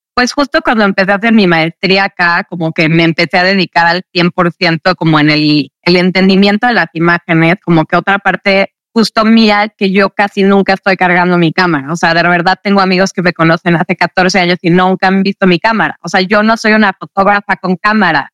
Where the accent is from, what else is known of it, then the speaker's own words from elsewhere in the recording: Mexico City, Mexico; yo crecí en la Ciudad de México